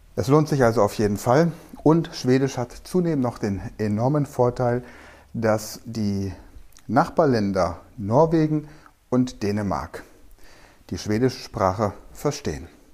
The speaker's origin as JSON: {"language": "German", "country": "Germany", "lives_now": "Mainz, Germany", "said": "Ich komme aus Deutschland"}